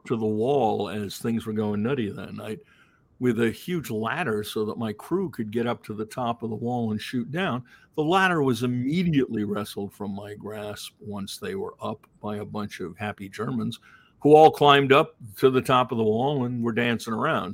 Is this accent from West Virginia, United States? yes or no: no; Greenfield, Massachusetts, United States; also born or lived in Queens, New York / Long Island, New York; when I was in fourth grade, we moved to a relatively small town in Massachusetts called Greenfield